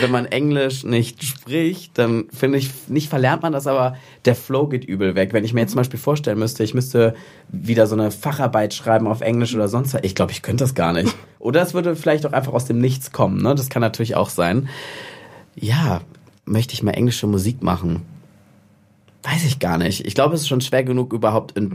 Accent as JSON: {"language": "German", "town": "Cologne", "region": "North Rhine-Westphalia", "country": "Germany", "said": "ich komme aus Köln, bin jetzt in Düsseldorf verbotenerweise"}